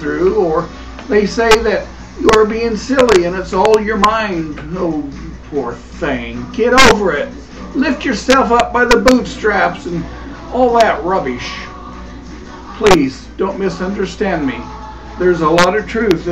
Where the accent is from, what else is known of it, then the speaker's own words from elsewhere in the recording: Kansas, United States; also born or lived in Wichita, Kansas / McPherson, Kansas; So far in my life, I have lived in my hometown, Wichita and McPherson. All towns of different sizes, and all in Kansas.